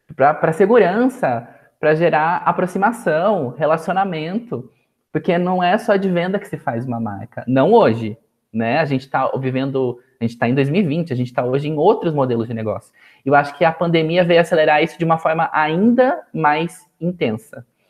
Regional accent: Sorocaba, São Paulo, Brazil; Sorocaba, que é a cidade onde eu nasci.

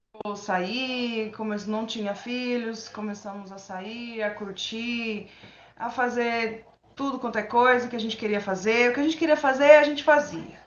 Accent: São Paulo, Brazil; also born or lived in Londrina, Paraná; Eu nasci no Paraná, vim para São Paulo, eu tinha três anos de idade e moro aqui já fazem 30 anos.

